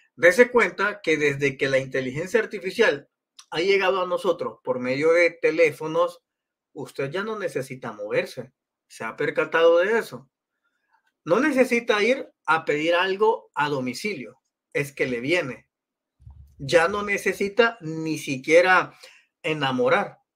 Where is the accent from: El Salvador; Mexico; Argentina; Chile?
El Salvador; Yo nací en El Salvador